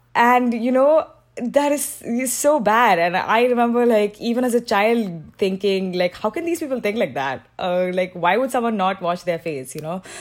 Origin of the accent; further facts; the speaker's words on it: Mumbai, Maharashtra, India; moved away as an adult; also born or lived in Shanghai, China; I was born and raised in Mumbai